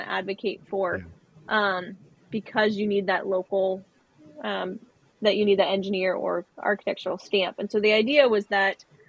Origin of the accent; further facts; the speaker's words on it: outside of New Orleans, Louisiana, United States; My family is from, and I was born outside of New Orleans